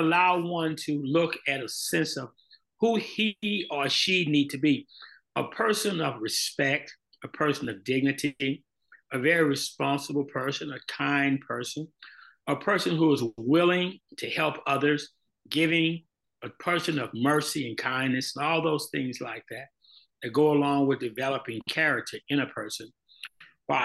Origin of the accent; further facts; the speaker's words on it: Montgomery, Alabama, United States; now in Houston, United States; As a young man growing up in Montgomery, Alabama